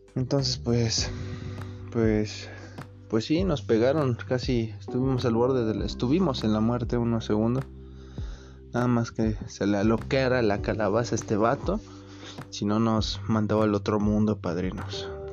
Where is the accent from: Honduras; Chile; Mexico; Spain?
Mexico; Ocotlán; soy del área de Ocotlán